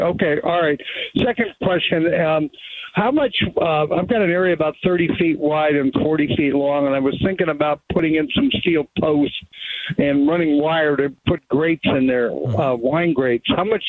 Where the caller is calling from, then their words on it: San Diego, California, United States; Well, I appreciate your time, and that I'm the guy from San Diego with the snail problem that we've talked about.